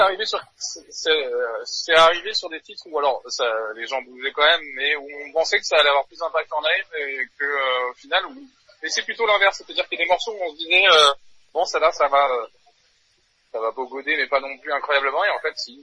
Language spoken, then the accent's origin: French; New Caledonia; moved away as an adult; now in Paris, France; je viens de Nouvelle-Calédonie à la base. donc j'avais j'ai commencé la batterie à l'âge de 14 ans. j'avais un groupe là-bas de métal. ensuite je suis venu faire mes études à Paris.